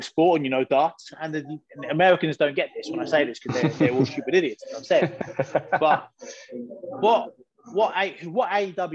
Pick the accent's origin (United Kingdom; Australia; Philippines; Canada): United Kingdom; I'm British